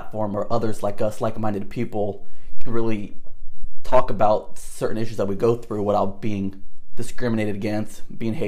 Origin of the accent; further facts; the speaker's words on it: Northern California, United States; we grew up in Northern California. We're in the Bay Area